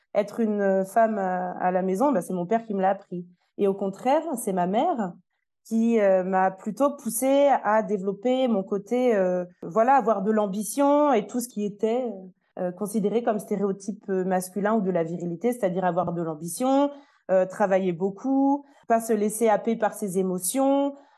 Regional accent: France; now in Switzerland; je suis une Française qui habite actuellement en Suisse

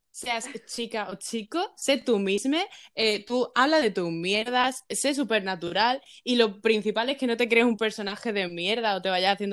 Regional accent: Basque Country, Spain; yo soy vasca

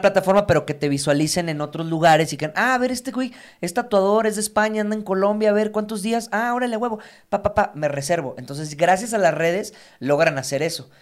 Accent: Mexico

